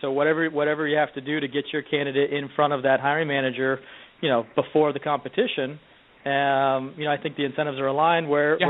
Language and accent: English; Topeka, Kansas, United States; moved away as an adult; also born or lived in New York; now in Bay Area, United States; born and raised in Topeka, Kansas.